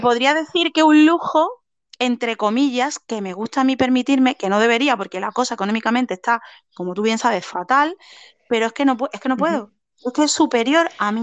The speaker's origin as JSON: {"language": "Spanish", "region": "Andalusia", "country": "Spain"}